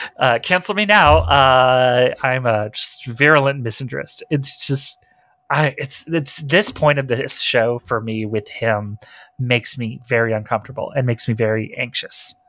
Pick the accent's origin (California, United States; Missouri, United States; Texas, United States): Texas, United States; I'm from Texas